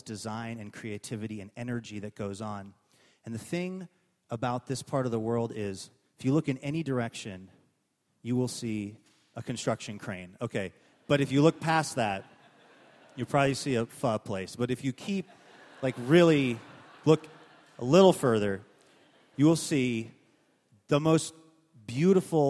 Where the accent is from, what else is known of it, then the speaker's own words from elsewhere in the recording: Seattle, Washington, United States; also born or lived in Northern California; My family moved to the Green Lake area, which is pretty much where I grew up